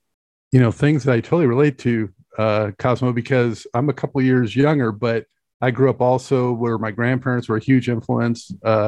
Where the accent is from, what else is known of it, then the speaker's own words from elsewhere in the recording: West Coast, United States; I grew up on the West Coast